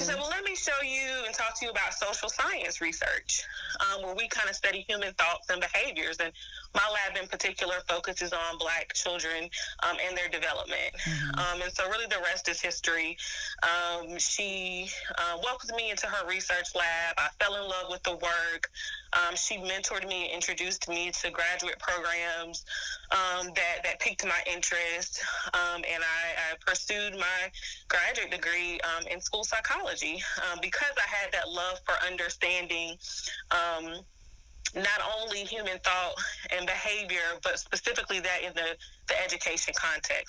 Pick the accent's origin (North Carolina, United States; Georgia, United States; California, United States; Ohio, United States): North Carolina, United States; High Point; Born and raised in High Point, North Carolina.